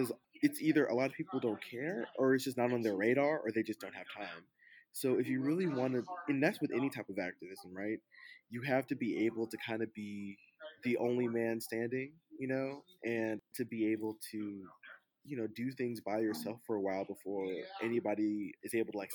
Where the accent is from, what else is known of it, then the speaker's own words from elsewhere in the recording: Atlanta, Georgia, United States; my hometown of Atlanta